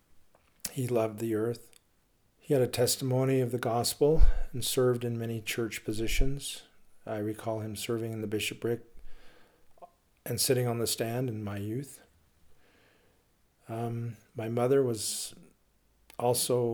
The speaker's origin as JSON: {"language": "English", "town": "Logan", "region": "Utah", "country": "United States", "tie": "born or raised there", "said": "I grew up in Logan, Utah"}